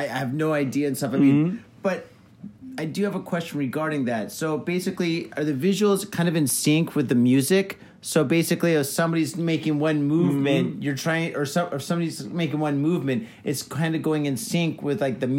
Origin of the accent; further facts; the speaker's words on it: Detroit, Michigan, United States; moved away; also born or lived in California; when I moved to California from Detroit, basically... Mm-hmm. All my friends are DJs, and I went to a lot of raves in Detroit, obviously.